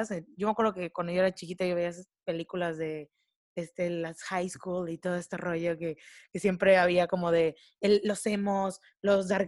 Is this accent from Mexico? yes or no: yes; Córdoba, Veracruz, Mexico; moved away as an adult; also born or lived in Puebla; tanto Clau como Camino, que vienen de Cancún, y yo vengo de Córdoba, que venimos de ciudades que son más pequeñas que Puebla